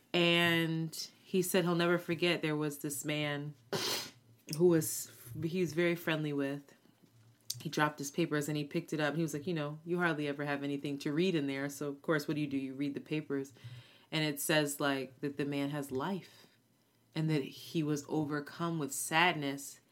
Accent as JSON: {"language": "English", "country": "United States", "said": "one of the very few Americans"}